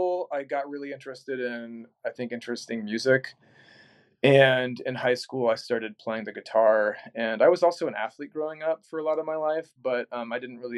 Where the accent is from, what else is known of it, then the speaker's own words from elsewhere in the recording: San Antonio, Texas, United States; moved away as an adult; also born or lived in Lincoln, Nebraska; now in Omaha, United States; I'm from San Antonio, Texas.